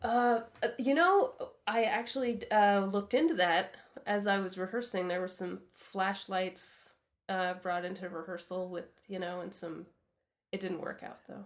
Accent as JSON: {"language": "English", "region": "Vermont", "country": "United States", "tie": "born or raised there", "moved": "as an adult", "lives_now": "Montreal, Canada", "said": "I grew up in Vermont, which is actually only a couple hours from here"}